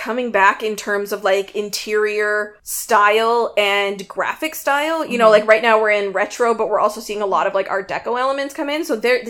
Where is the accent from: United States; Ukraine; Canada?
Canada; because I'm Canadian and Robin's Canadian and we all sound the same.